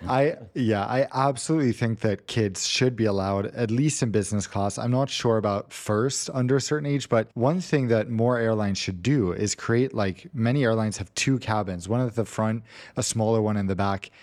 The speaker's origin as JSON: {"language": "English", "country": "United States", "moved": "yes", "said": "as an American"}